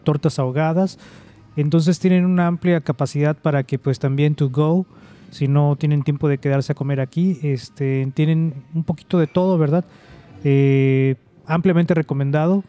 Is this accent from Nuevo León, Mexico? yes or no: no; Yucatán, Mexico; also born or lived in Bay Area, California; now in California, United States; mi pueblo, de Yucatán